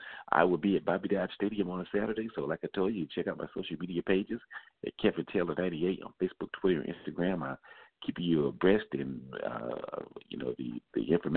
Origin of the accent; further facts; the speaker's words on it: Atlanta, Georgia, United States; I'm from Atlanta.